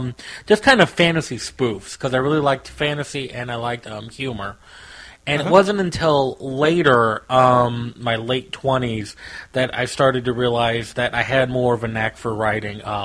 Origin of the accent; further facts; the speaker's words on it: Missouri, United States; I live in Missouri. I've lived here my whole life.